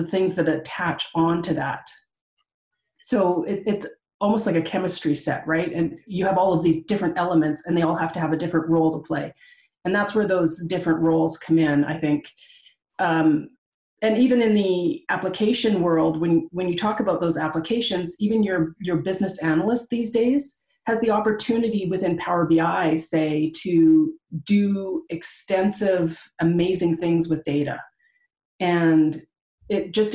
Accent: Canada; I am from Canada

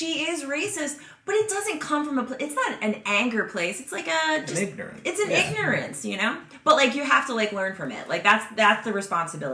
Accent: Philadelphia, Pennsylvania, United States; I grew up in Philly, which is a minority majority city

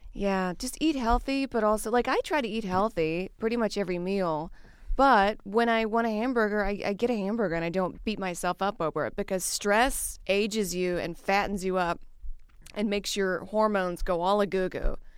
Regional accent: the South, United States; I grew up in the South where everything was just fried

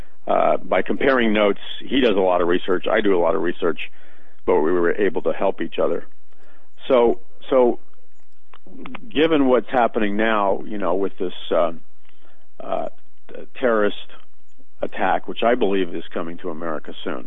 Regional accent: United States; us as American Christians

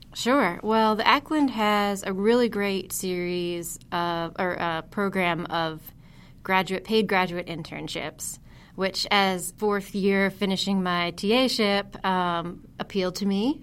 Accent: Huntington, New York, United States; moved away; I worked as an education intern in my hometown museum, the Heckscher Museum of Art in Huntington, New York.

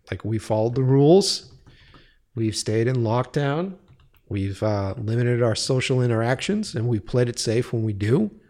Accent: East Coast, United States; now in California, United States; when I was moving out from the East Coast as a grizzled fucking East Coaster

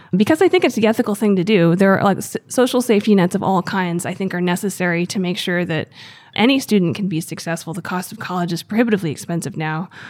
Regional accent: Gettysburg, Pennsylvania, United States; I grew up in Gettysburg, Pennsylvania.

